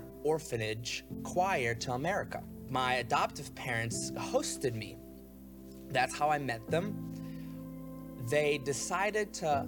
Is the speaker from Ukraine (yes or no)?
yes; Ukraine; moved away; I was born in Ukraine